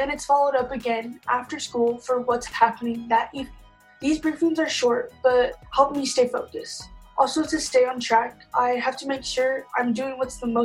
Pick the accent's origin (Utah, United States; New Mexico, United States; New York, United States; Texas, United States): Utah, United States; Provo; also born or lived in Ogden, Utah; I was born in Ogden, Utah, but I basically lived in Provo, Utah my whole life